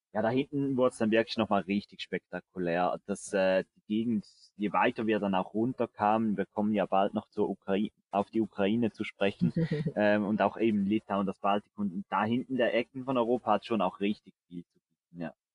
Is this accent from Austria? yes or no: no; Switzerland; bei uns in der Schweiz